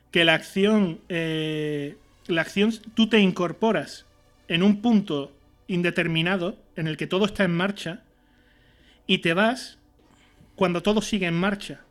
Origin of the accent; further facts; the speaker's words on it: Seville, Andalusia, Spain; Nosotros somos andaluces, somos de Sevilla